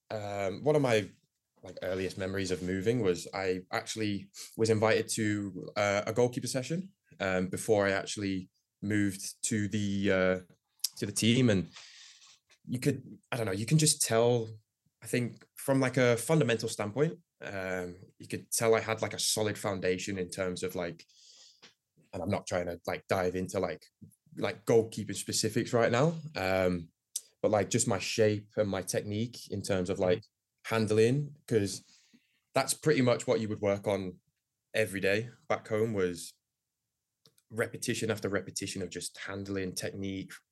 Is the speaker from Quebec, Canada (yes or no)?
no; Woodbridge, Ontario, Canada; I grew up here playing in Woodbridge, um, so um, kind of around like the League One Ontario system.